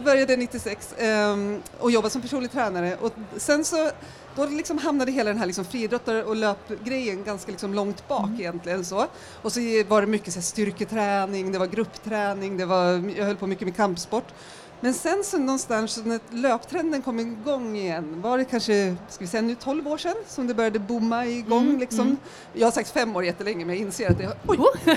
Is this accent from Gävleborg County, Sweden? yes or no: yes; Järvsö, Gävleborg County, Sweden; moved away as an adult; now in Stockholm, Sweden; Jag kommer från Järvsö från början i Hälsingland